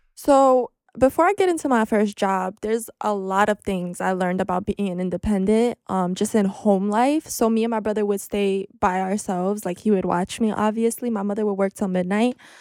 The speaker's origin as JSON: {"language": "English", "town": "New York City", "region": "New York", "country": "United States", "tie": "born or raised there", "said": "but if you're from Ridgewood, you definitely know what Fresh Pond is, and I grew up on Fresh Pond"}